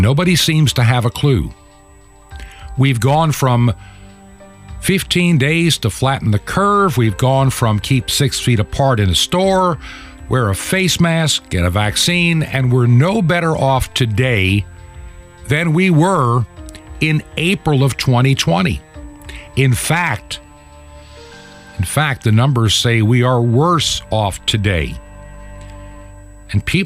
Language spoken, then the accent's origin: English; New York, United States; moved away as an adult; I was born in New York. Lived there for the first 18 years of my life.